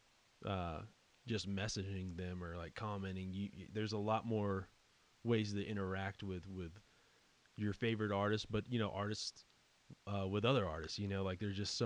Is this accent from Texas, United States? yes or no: yes; West Texas, United States; I grew up here in West Texas